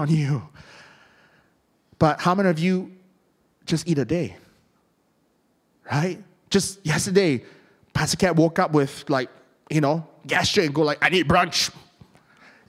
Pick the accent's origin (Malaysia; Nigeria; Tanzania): Malaysia; I'm from Malaysia